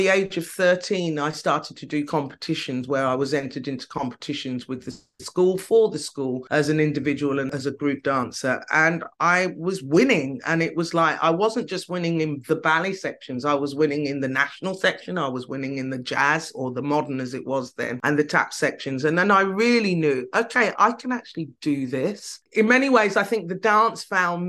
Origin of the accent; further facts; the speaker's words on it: United Kingdom; I'm Brit